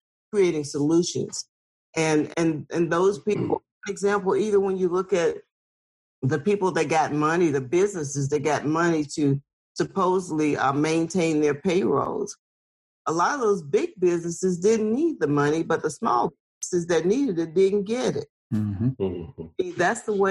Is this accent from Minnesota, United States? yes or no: no; Lowndes County, Alabama, United States; I'm from Lowndes County, Alabama